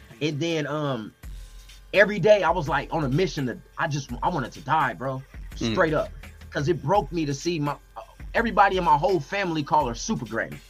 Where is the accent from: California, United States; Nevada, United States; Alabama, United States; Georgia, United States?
Nevada, United States; North Las Vegas; I'm born and raised in Las Vegas, Sin City, baby, 702.